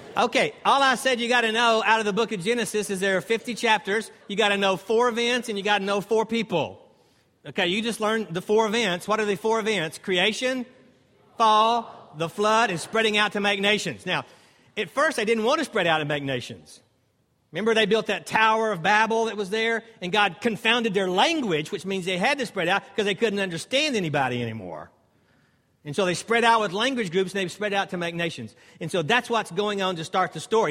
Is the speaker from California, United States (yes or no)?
no; Dallas, Texas, United States; now in Greenville, United States; I grew up in Dallas, Texas.